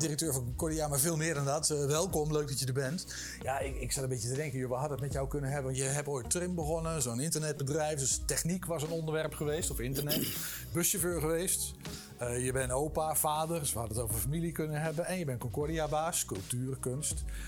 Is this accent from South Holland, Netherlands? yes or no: no; Eindhoven, North Brabant, Netherlands; Ik ben in Eindhoven geboren